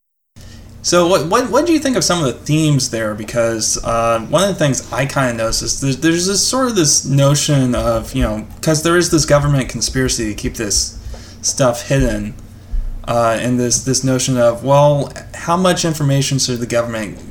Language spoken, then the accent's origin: English; United States; I'm an American